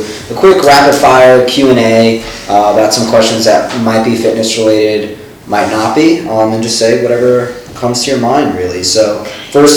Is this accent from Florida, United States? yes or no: no; New York, United States; moved away; I'm originally from New York